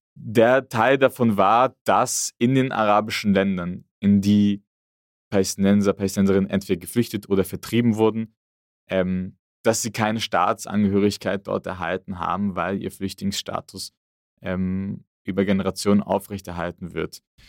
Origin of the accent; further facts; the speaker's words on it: Frankfurt, Hesse, Germany; ich komme aus Frankfurt